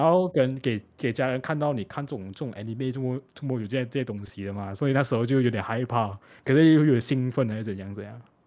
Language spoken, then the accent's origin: Chinese; Malaysia; 我们华人呢，其实跟香港的，马来西亚的华人跟香港的人啊，其实有很像一定的连接